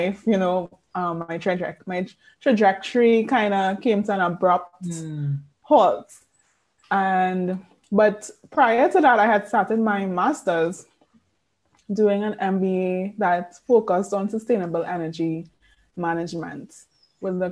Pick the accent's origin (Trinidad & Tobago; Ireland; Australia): Trinidad & Tobago; I am born and bred in Trinidad and Tobago. Spent all my life here in this slice of paradise.